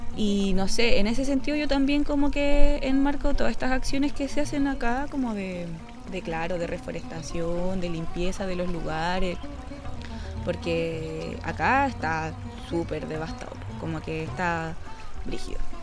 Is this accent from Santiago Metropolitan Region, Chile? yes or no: yes; Santiago, Santiago Metropolitan Region, Chile; yo igual soy de Santiago